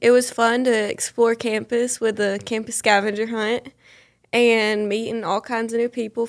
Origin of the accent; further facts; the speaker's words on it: Edgefield, South Carolina, United States; I'm from Edgefield, South Carolina. I'm a sophomore, and this is my first year at John De La Howe.